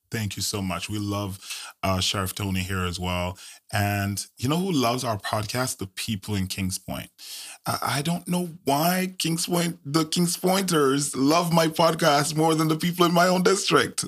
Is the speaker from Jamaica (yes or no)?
yes; Jamaica; now in United States; I'm Jamaican bred